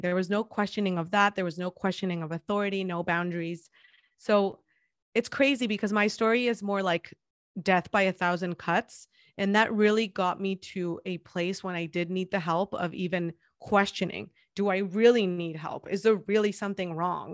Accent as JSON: {"language": "English", "town": "Guadalajara", "region": "Jalisco", "country": "Mexico", "tie": "born or raised there", "second_language": "English", "moved": "as an adult", "lives_now": "San Diego, United States", "said": "I'm thirty-four years old, and I was born and raised in Guadalajara, Jalisco"}